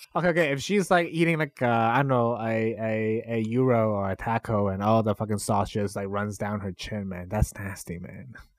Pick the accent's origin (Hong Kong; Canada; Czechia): Canada; I grew up in Canada